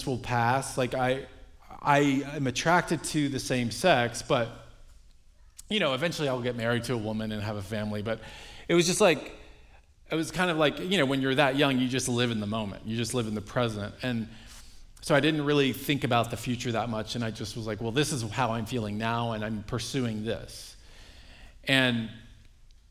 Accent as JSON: {"language": "English", "town": "Dallas", "region": "Texas", "country": "United States", "tie": "born or raised there", "said": "I grew up in Dallas, Texas, in a Roman Catholic family, youngest of eight."}